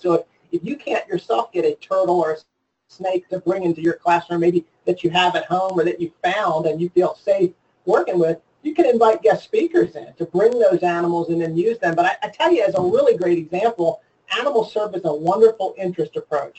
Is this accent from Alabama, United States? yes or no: no; Maryland, United States; I grew up in Maryland